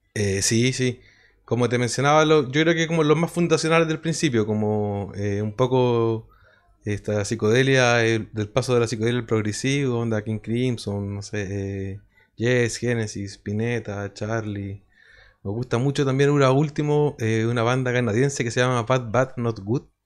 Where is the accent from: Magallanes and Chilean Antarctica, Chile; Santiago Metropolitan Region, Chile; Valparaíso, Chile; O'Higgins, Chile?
Valparaíso, Chile; Quillota; de donde mismo somos nosotros, de Quillota